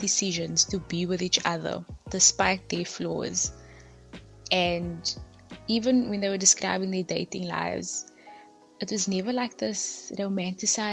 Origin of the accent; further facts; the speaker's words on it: Cape Town, Western Cape, South Africa; I'm from Cape Town.